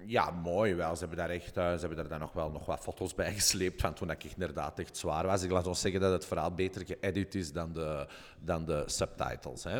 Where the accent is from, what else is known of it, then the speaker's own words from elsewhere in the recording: Belgium; ik uit België kom